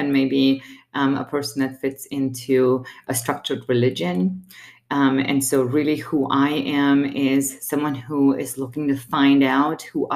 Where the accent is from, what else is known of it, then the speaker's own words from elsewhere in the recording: Romania; now in Colorado Springs, United States; I was born and raised in Romania.